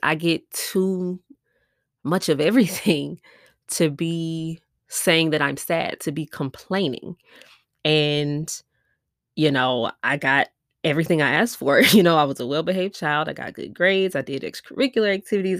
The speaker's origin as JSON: {"language": "English", "town": "Milwaukee", "region": "Wisconsin", "country": "United States", "moved": "yes", "lives_now": "Houston, United States", "said": "I'm from Milwaukee, Wisconsin, but I live in Houston, Texas"}